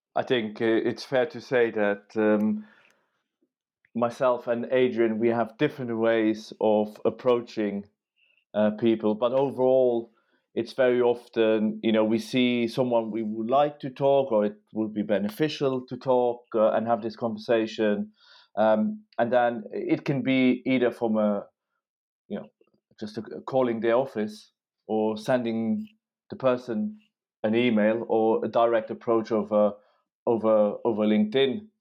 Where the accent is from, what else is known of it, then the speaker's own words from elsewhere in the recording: Luxembourg; moved away as an adult; now in London, United Kingdom; I'm from Luxembourg